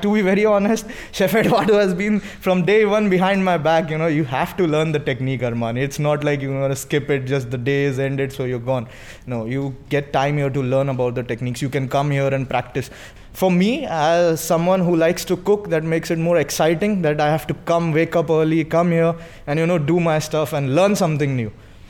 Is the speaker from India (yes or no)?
yes; India; moved away as an adult; I'm from India and I'm 23 years old.